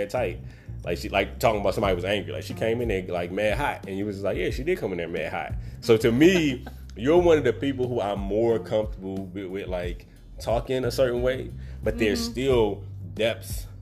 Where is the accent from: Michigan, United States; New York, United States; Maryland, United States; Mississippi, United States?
Maryland, United States; Baltimore; I'm from Baltimore